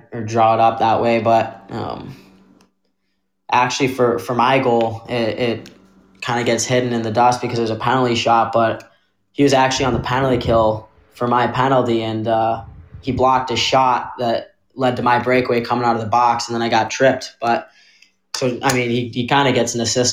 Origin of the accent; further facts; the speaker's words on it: west suburbs of Chicago, Illinois, United States; I grew up right outside Chicago, west suburbs. Born and raised